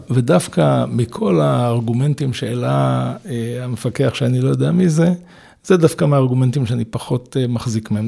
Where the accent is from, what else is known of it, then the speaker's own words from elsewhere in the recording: Israel; moved away; זה גם יחזיר אותי ליד הבית שלי, אני בן קיבוץ בכר